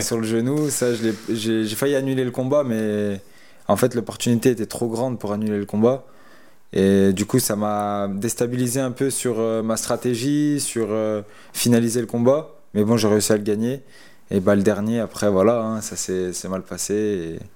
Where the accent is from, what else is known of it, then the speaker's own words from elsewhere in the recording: Lyon, Auvergne-Rhône-Alpes, France; je suis resté dans ma région chez moi à Lyon